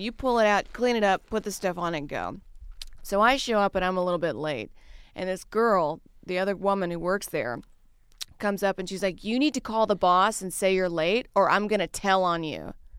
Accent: the South, United States; I grew up in the South where everything was just fried

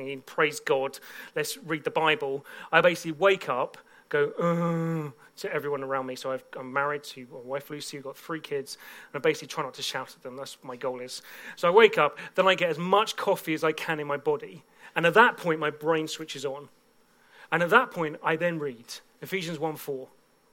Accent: Bedford, East of England, United Kingdom; a church in my hometown of Bedford

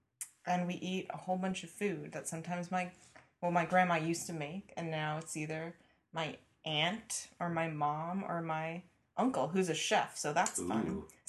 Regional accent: United States; as an American

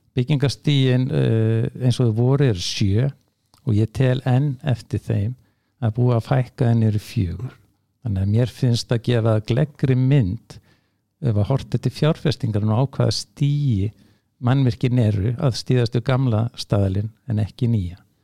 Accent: Hafnarfjörður, Capital Region, Iceland; í Hafnafjörði sem minn heimabæðir

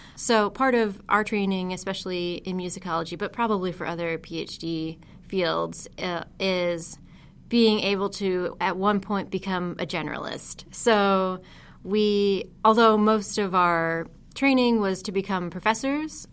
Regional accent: Huntington, New York, United States; moved away; I worked as an education intern in my hometown museum, the Heckscher Museum of Art in Huntington, New York.

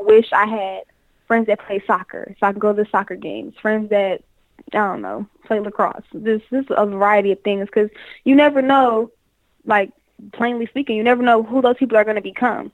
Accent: Detroit, Michigan, United States; moved away as an adult; also born or lived in Florida; I'm from Detroit, so I came from Detroit thinking like I was from Detroit, acting like I was from Detroit

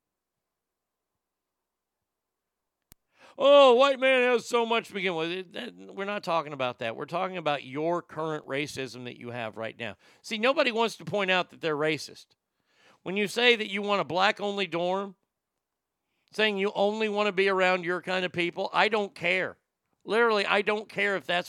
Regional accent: the South, United States; I've never been to a segregated school. And I grew up in the South

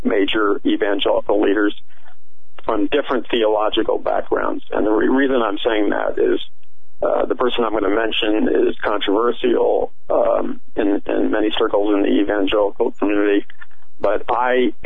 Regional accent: United States; I grew up in America

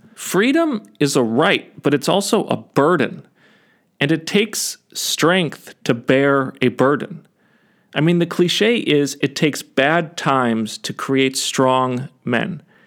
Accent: United States; as Americans

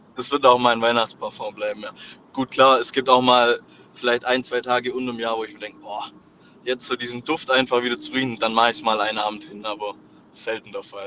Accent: Swabia, Germany; ich als Schwabe

